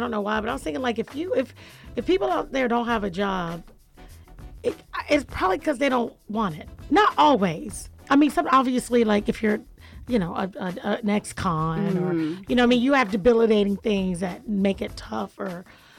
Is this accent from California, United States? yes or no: no; Jacksonville, Florida, United States; now in Atlanta, United States; I'm from Jacksonville.